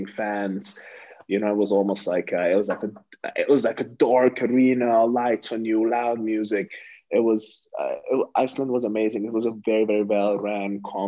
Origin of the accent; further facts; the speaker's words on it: Hungary; moved away; my home country